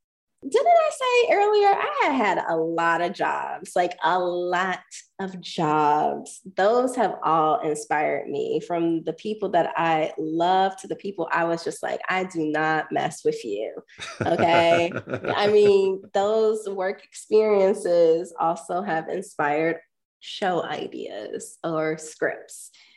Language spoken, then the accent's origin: English; Ohio, United States; I feel like growing up in the countryside, because I was never cool enough to live in the city. After I was like 3, we moved to the suburbs.